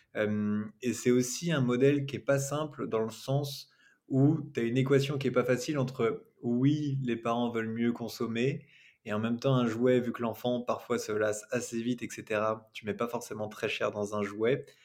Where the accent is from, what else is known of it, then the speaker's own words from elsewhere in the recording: Rennes, Brittany, France; je suis rennais, mais nos bureaux sont, sont à Nantes.